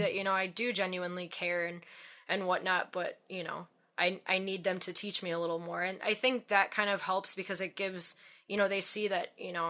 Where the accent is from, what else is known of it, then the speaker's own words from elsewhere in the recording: Wisconsin, United States; accent: Wisconsin; It was like so Wisconsin.